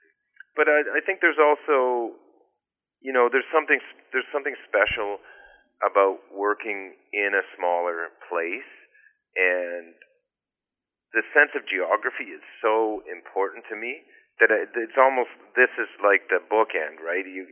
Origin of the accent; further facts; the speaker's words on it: Georgian Bay, Ontario, Canada; also born or lived in British Columbia; now in Cobourg, Canada; I grew up driving boats on Georgian Bay